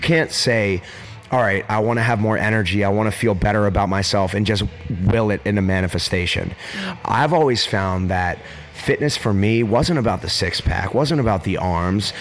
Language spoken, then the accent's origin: English; Pittsburgh, Pennsylvania, United States; growing up in Pittsburgh, Pennsylvania